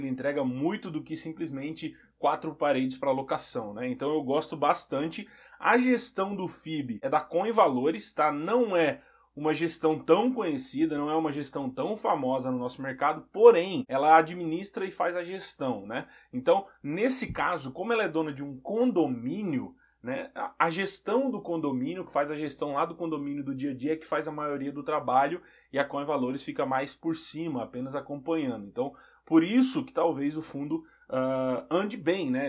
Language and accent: Portuguese; Santa Catarina, Brazil; eu sou de Santa Catarina